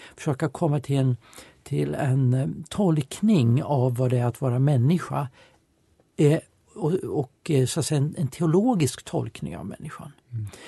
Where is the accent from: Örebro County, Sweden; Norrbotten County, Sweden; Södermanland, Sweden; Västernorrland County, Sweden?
Södermanland, Sweden; Eskilstuna; Jag växte upp i Eskilstuna, jag är född 1960